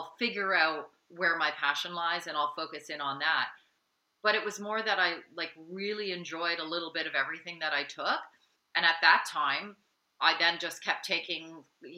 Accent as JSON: {"language": "English", "town": "London", "region": "Ontario", "country": "Canada", "tie": "born or raised there", "said": "I grew up in London, Ontario"}